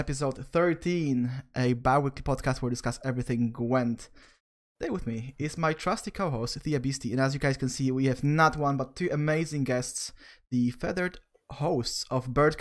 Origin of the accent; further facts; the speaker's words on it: Netherlands; I'm from the Netherlands as well, having snow is a special occasion